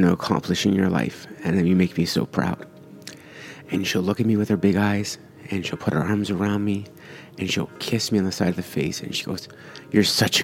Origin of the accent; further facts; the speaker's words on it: Canada; I was born here in Canada. My parents are both Italian immigrants, and I'm first Canadian, first generation Canadian